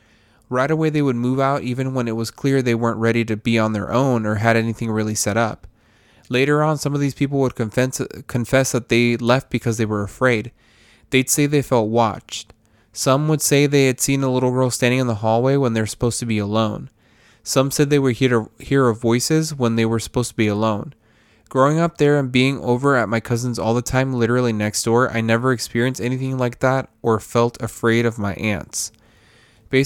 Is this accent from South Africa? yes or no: no; Mexico; I grew up in Mexico, in a small town between San Luis Potosí and Zacatecas.